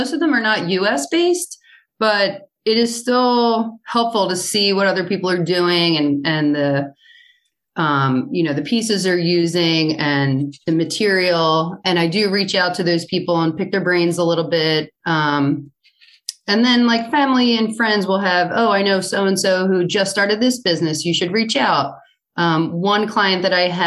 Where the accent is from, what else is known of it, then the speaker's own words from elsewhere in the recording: Northeast, United States; also born or lived in Center City, Philadelphia; now in Havertown, United States; I have always been raised on Wawa. I am from the Northeast, so I know Wawa very well